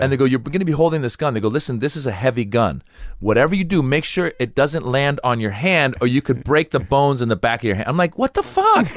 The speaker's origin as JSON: {"language": "English", "country": "United States", "tie": "born or raised there", "said": "I grew up in America."}